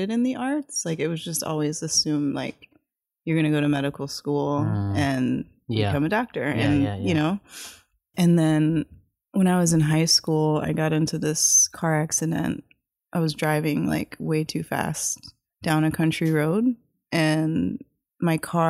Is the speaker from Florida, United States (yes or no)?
no; Howard County, Maryland, United States; I grew up in Maryland, like in rural Maryland, Howard County, which is, it's between Baltimore and D.C.